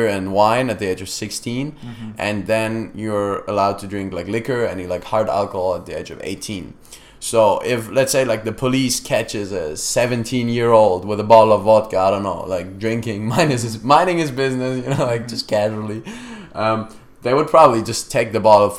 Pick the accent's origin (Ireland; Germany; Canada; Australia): Germany; English is a second language; moved away as an adult; now in United States; We're from Germany